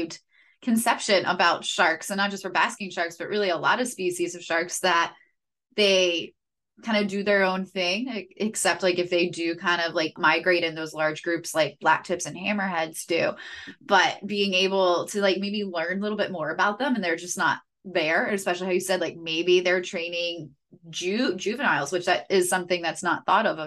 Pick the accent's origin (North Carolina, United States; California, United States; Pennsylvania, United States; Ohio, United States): Pennsylvania, United States; moved away; I'm from Pennsylvania